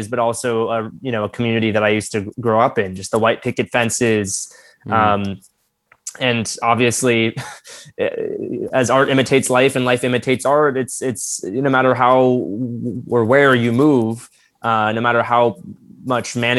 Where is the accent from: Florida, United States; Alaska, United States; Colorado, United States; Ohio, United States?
Florida, United States; growing up in Florida, a very different form of Floridian